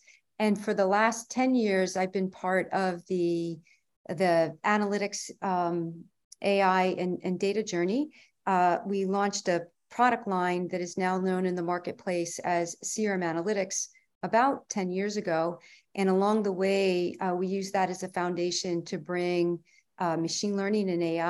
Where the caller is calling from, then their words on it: New York, United States; From Columbia County, New York State.